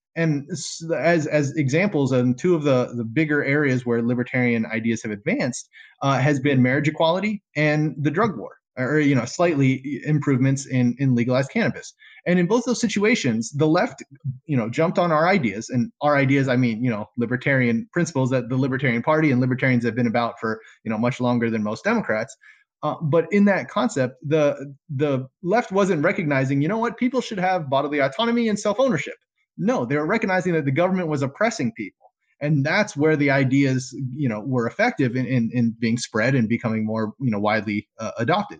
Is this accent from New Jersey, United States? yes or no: no; South Florida, United States; moved away as an adult; now in Michigan, United States; I'm new to this area in Michigan. I'm from South Florida